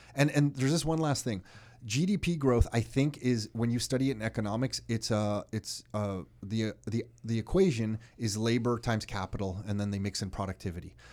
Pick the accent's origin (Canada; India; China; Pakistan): Canada; we're from Canada